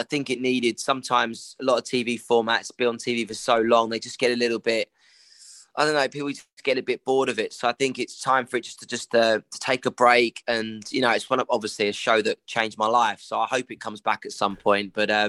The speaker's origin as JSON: {"language": "English", "country": "United Kingdom", "said": "some of the snacks that we as British people eat is horrendous."}